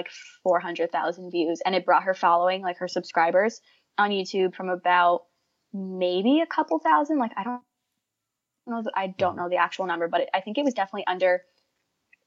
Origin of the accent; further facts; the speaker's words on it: New Jersey, United States; moved away as an adult; now in Rhode Island, United States; I'm from New Jersey, but I go to school in Rhode Island